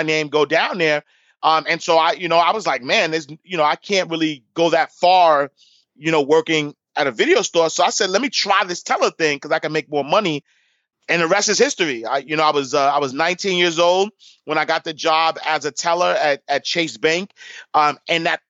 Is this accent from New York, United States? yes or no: yes; New York City, New York, United States; I grew up in Harlem. Like you mentioned, I grew up in St. Nicholas Projects, 129th Street and 8th Avenue